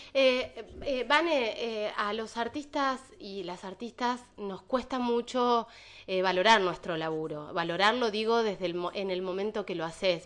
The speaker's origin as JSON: {"language": "Spanish", "country": "Argentina", "said": "como, argentinos"}